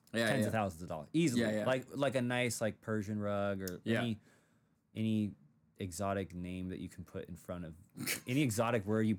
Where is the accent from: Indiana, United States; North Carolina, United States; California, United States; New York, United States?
California, United States; Humboldt; I'm from Humboldt